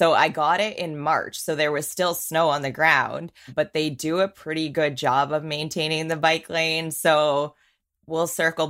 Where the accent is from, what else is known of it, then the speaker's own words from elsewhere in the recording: St. Catharines, Ontario, Canada; also born or lived in Winnipeg / Niagara / Waterloo; St. Catharines. So if someone doesn't know St. Catharines specifically, like Niagara region by Niagara Falls.